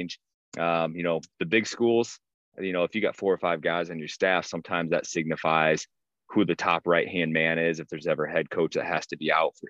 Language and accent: English; Prairie City, Iowa, United States; now in Lamoni, United States; I grew up in a coach's house. My father is going in. I think it's going to be year number 43 next year at Prairie City Monroe PCM High School